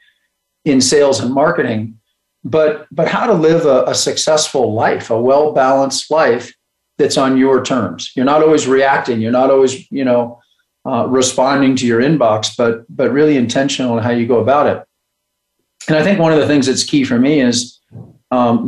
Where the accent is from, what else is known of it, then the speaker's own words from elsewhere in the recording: Bend, Oregon, United States; now in Colorado, United States; I was born here in Colorado, but grew up in Bend, Oregon.